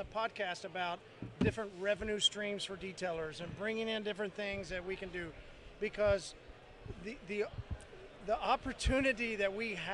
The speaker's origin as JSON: {"language": "English", "region": "Oklahoma", "country": "United States", "said": "We're from Oklahoma"}